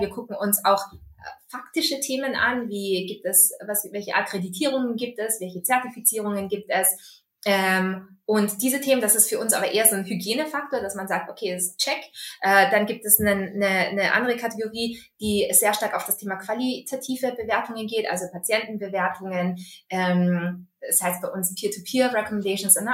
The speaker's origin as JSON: {"language": "German", "country": "Austria", "tie": "born or raised there", "accent": "Austrian", "said": "bin gebürtige Österreicherin, äh, bin da aufgewachsen und auch zur Schule gegangen, habe da studiert."}